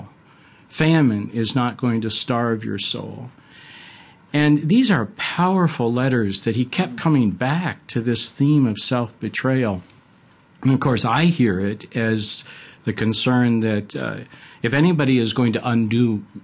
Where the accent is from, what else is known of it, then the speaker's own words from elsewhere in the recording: Buffalo, New York, United States; moved away; I grew up in Western New York in Buffalo